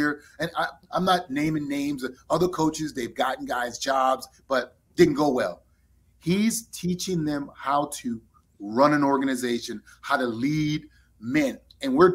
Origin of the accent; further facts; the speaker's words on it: New Orleans, Louisiana, United States; moved away as an adult; also born or lived in San Diego / Indianapolis; growing up in New Orleans, living in San Diego